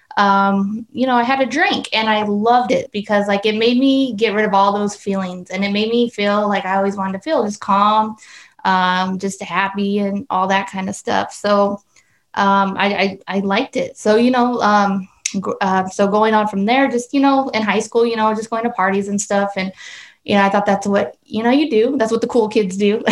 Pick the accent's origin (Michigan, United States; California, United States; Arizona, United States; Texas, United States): Arizona, United States; Casa Grande; I grew up here in Casa Grande, born and raised